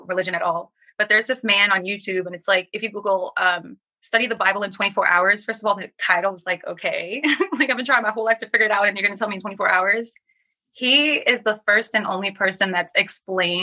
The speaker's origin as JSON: {"language": "English", "country": "Trinidad & Tobago", "tie": "born or raised there", "said": "I'm from Trinidad"}